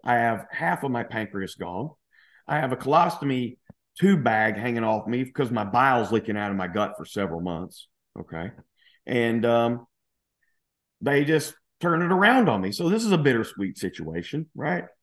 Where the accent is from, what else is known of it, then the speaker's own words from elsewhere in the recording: Louisiana, United States; moved away as an adult; also born or lived in Dallas / Spain; now in New Zealand; I'm originally from Louisiana, so I consider myself kind of like, you know, the redneck kind of refined Southern gentleman kind of guy